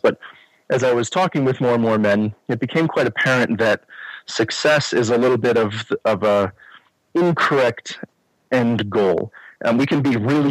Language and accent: English; Chicago, Illinois, United States; moved away as an adult; now in Colorado, United States; Born and raised in Chicago suburbs. Lived there until mid-40s when we decided it was time to move to Colorado.